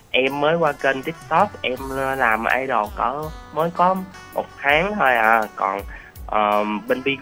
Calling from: Cần Thơ, Vietnam; À, em đến ờ, từ ờ, thành phố Cần Thơ ạ.

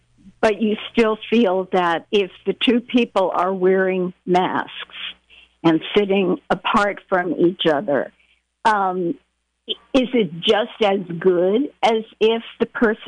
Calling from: Willits, California, United States; I'm calling from Willits, and I just have one simple question

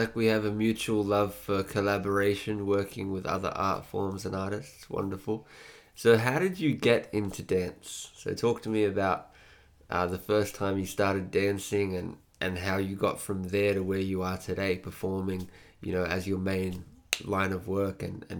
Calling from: Echuca, Victoria, Australia; And I'm speaking from Yorta Yorta land in Echuca in regional Victoria.

